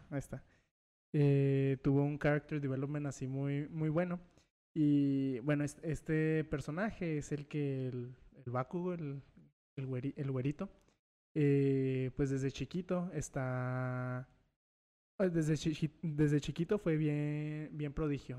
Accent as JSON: {"language": "Spanish", "country": "Mexico", "said": "yo, yo no nací en Estados Unidos, yo sí soy mexicano, nada más mexicano"}